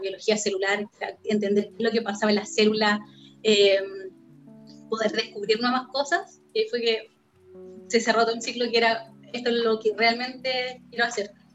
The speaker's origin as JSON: {"language": "Spanish", "region": "Antofagasta", "country": "Chile", "tie": "born or raised there", "also_born_or_lived": "Iquique / Calama / Santiago", "moved": "as an adult", "lives_now": "United States", "said": "Yo nací en Antofagasta, en el norte de Chile, pero viví en Iquique, Calama y Antofagasta. No, no, me recorrí el norte"}